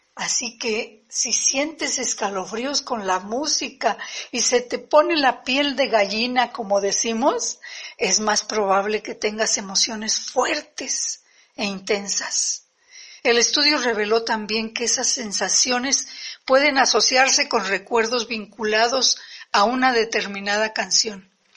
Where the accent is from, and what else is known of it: Mexico; also born or lived in San Luis Potosí, Mexico